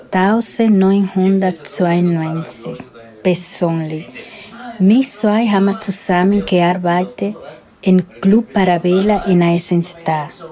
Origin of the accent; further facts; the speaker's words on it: Dominican Republic; German is a second language; also born or lived in Switzerland; now in Austria; Ich bin von der Dominikanischen Republik nach Schweiz gekommen und dann hier